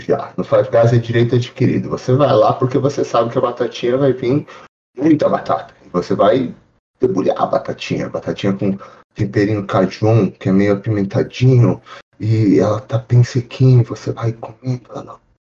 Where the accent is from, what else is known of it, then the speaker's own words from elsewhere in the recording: Brazil; now in Florida, United States; eu sou brasileiro